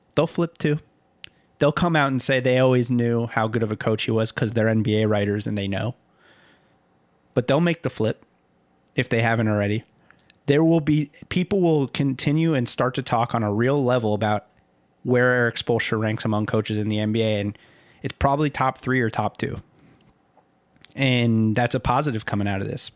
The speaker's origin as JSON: {"language": "English", "town": "Miami", "region": "Florida", "country": "United States", "tie": "born or raised there", "said": "growing up in Miami and watching the Heat"}